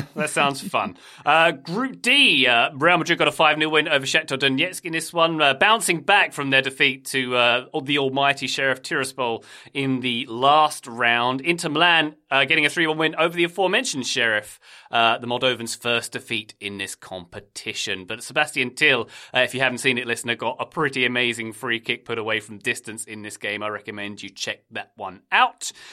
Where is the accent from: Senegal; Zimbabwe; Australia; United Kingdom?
United Kingdom; typical Brit